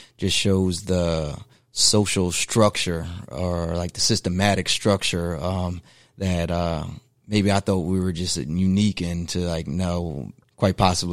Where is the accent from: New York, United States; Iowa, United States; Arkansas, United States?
New York, United States; Beacon; living in growing up in Beacon